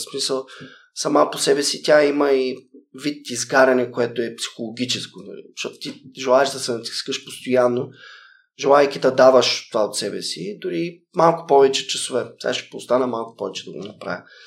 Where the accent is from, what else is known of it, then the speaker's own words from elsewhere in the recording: Sliven, Sliven Province, Bulgaria; moved away as an adult; also born or lived in Japan / Philippines / Mexico / Netherlands; родния ми град в Сливен